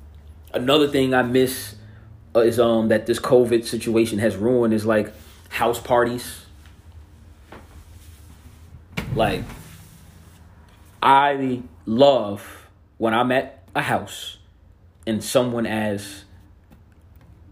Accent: New Jersey, United States; I'm from Jersey.

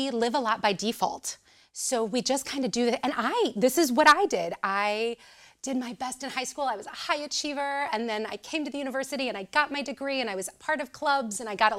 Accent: Southern Illinois, United States; moved away as an adult; now in Champaign, United States; I am originally from Southern Illinois. So I came up here. I think this is an age-old story, right? Come up here to go to the University of Illinois

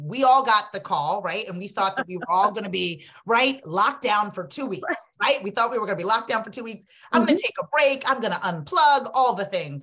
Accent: Freetown, Western Area, Sierra Leone; now in United States; I was born in Freetown, Sierra Leone, West Africa. Um, I'm an immigrant

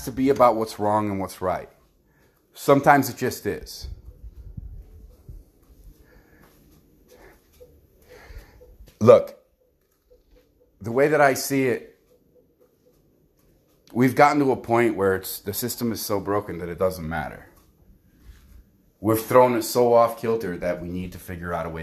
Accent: United States; us as American people

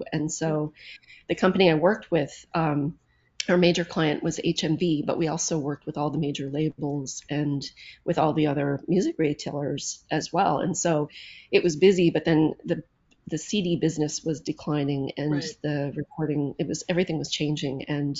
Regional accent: Charlottetown, Prince Edward Island, Canada; moved away as an adult; also born or lived in Toronto, Ontario / Nunavut; now in Ontario, Canada; I am from the East Coast, and I was born and raised in Charlottetown, the capital of Prince Edward Island.

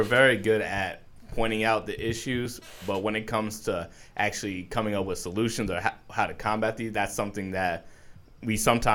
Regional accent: New York, United States; moved away; I'm originally from New York

